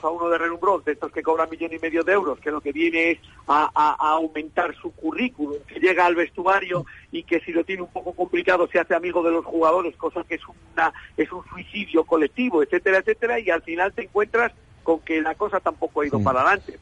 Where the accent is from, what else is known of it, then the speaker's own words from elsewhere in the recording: A Coruña, Galicia, Spain; aquí en Coruña